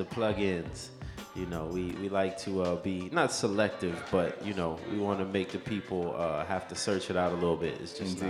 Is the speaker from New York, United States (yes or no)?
yes; New York City, New York, United States; also born or lived in Los Angeles; born and raised in Jamaica, Queens.